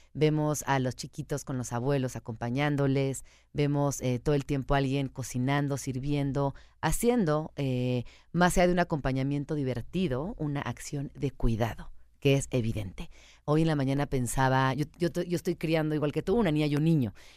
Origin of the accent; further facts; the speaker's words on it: Mexico City, Mexico; yo soy chilanga, yo crecí en esta ciudad